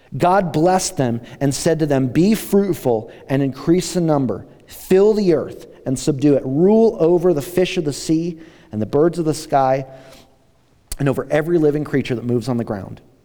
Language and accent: English; United States; us as American Christians